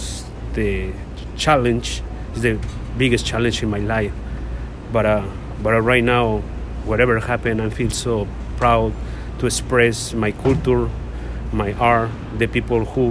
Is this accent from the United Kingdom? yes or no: no; Mexico City, Mexico; English is a second language; moved away as an adult; now in New York City, United States; I come from Mexico City. I grew up around food.